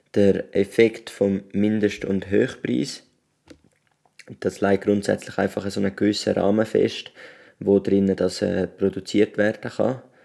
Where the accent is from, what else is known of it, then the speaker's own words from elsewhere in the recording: Switzerland; wenn wir als Schweizer Bürger